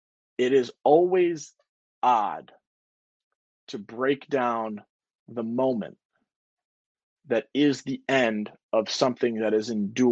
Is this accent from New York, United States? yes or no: yes; New York, United States; As a guy born and raised in Central New York, it is cool to see that longevity and someone who cares so much about Syracuse